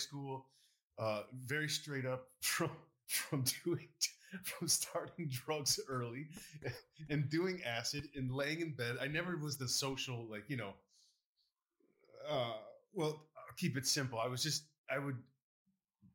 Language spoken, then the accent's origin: English; Baytown, Texas, United States; I grew up in Baytown